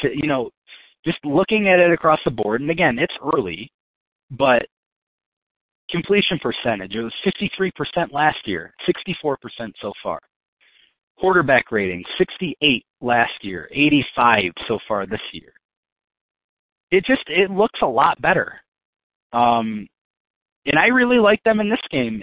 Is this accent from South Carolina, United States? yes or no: no; Western New York, United States; we're both from Western New York